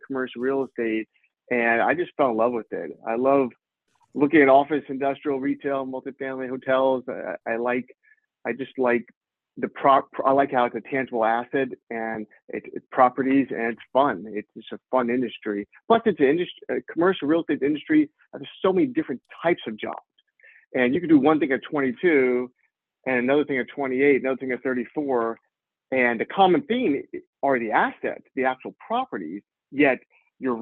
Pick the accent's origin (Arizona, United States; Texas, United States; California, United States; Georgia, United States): Texas, United States; Houston; moved away as an adult; also born or lived in New Orleans, Louisiana; now in New York, United States; I'm originally from Houston, Texas, and went to college down at Tulane in New Orleans